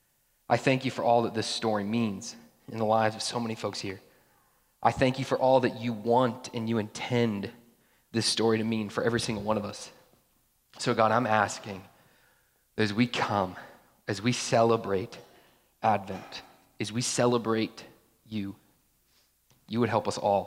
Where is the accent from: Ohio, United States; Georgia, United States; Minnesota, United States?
Georgia, United States; I grew up in Georgia